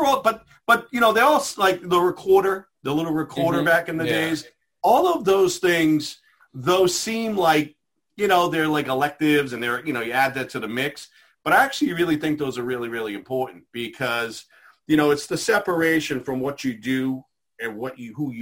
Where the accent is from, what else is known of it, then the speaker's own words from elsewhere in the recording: Methuen, Massachusetts, United States; I grew up in Methuen. And so I, you know, went to the Methuen school systems